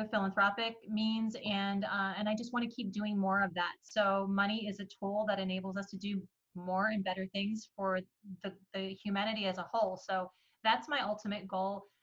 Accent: Iran; born there; I you know, I was born in Iran and I got a chance to meet my family.

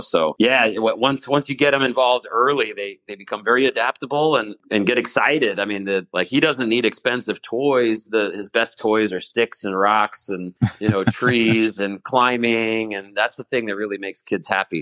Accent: Washington, District of Columbia, United States; I was a, a scout growing up in the Washington, D.C. area

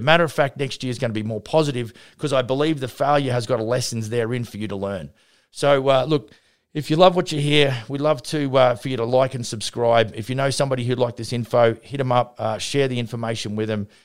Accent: Vernon, British Columbia, Canada; my hometown here at Vernon

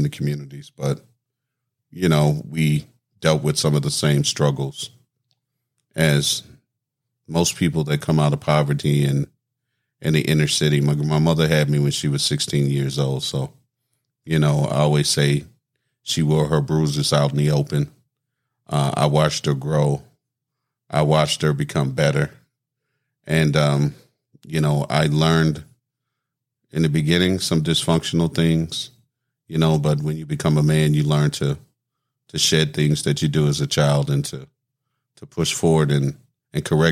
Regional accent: Natchez, Mississippi, United States; also born or lived in New Orleans, Louisiana; Originally from New Orleans. Grew up between New Orleans and Natchez, Mississippi. Went to graduated high school, actually, out of North Natchez High School

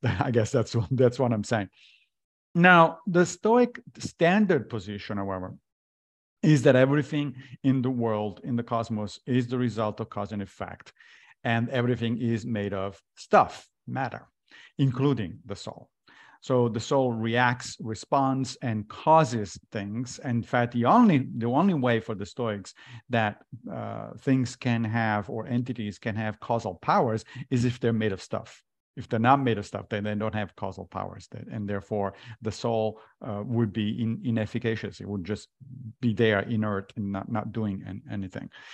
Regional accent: Italy; moved away; I grew up in Italy as a Catholic

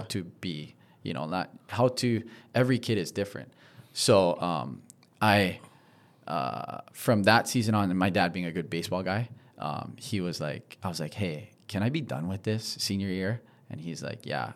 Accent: Honolulu, Hawaii, United States; I'm from Diamond Head. Oh, I grew up surfing Diamond Head.

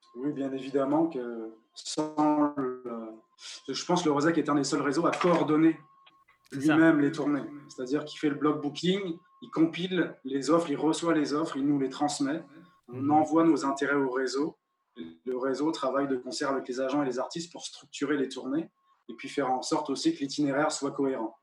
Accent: Rennes, Brittany, France; moved away as an adult; also born or lived in Sherbrooke; now in Carleton, Canada; je suis natif de Rennes, en Bretagne. J'ai jamais quitté ma Bretagne natale

